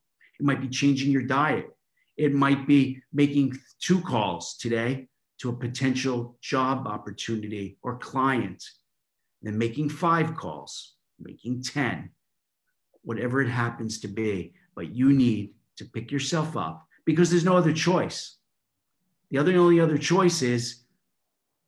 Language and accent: English; New York, United States; now in London, United Kingdom; I'm from New York, living in London now